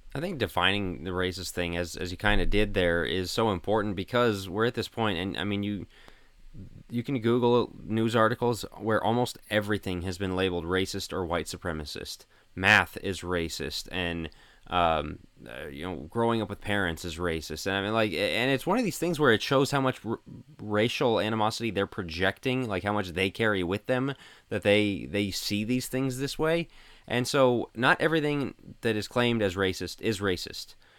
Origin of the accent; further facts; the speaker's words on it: Denver, Colorado, United States; moved away; We're from Denver